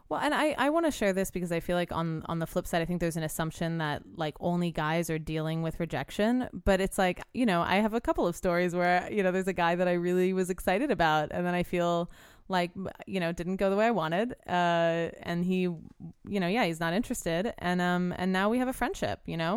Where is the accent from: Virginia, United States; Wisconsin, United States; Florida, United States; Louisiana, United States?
Louisiana, United States; New Orleans; now in Los Angeles, United States; I'm from New Orleans